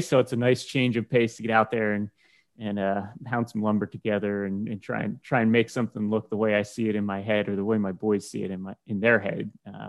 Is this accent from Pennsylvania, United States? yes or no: yes; Lancaster, Pennsylvania, United States; from Lancaster, Pennsylvania here